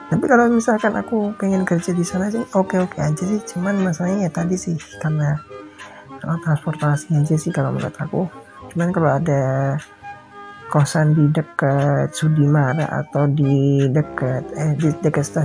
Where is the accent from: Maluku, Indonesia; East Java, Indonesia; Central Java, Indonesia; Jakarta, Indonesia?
Central Java, Indonesia; Surakarta; aku sedang ada di Solo di tempat kelahiranku di tempatku ber uh, tempat aku besar tempat kelahiranku tempat aku besar tempat orang tua aku juga